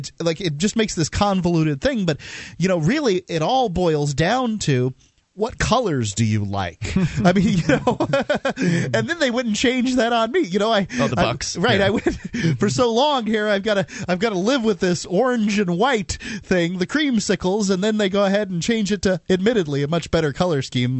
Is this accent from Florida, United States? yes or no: yes; Tampa, Florida, United States; moved away; I was from Tampa Bay.